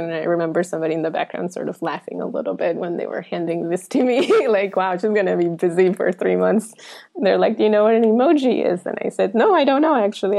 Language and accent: English; Florida, United States; English is a second language; also born or lived in Colombia; because when I was very little, I moved to Florida from Colombia. And at the time, I didn't speak a word of English.